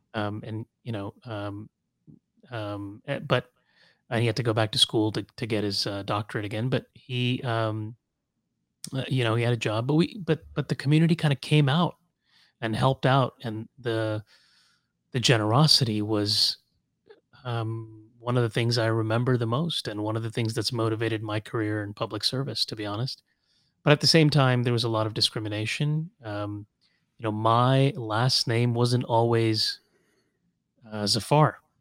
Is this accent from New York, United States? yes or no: no; Los Angeles, California, United States; also born or lived in Kuwait; now in Washington, D.C., United States; I grew up in Los Angeles, went to U C L